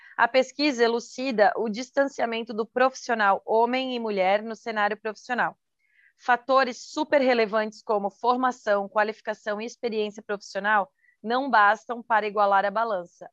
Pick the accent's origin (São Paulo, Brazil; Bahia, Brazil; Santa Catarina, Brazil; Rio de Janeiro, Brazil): Santa Catarina, Brazil; sou de Santa Catarina